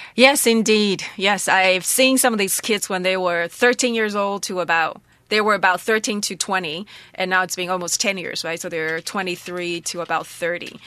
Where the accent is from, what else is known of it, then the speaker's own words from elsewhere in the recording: Taroko, Hualien County, Taiwan; also born or lived in Shanghai; in my home, in my village home, in my Taroko village